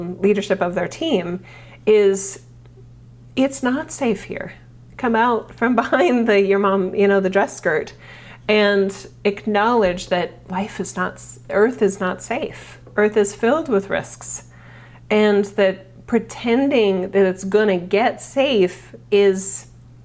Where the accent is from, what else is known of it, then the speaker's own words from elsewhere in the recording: United States; as an American